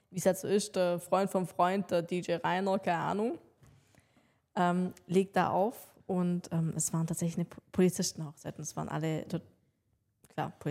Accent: Ravensburg, Baden-Württemberg, Germany; die äh, Spiegelfirma aus Ravensburg, meiner Heimatstadt

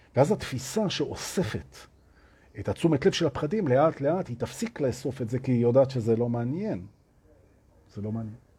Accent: Tel Aviv, Tel Aviv District, Israel; moved away as an adult; now in Herzliya, Israel; אני, אני תל אביבי, עוד שעכשיו אני בהרצליה, אבל אני תל אביבי

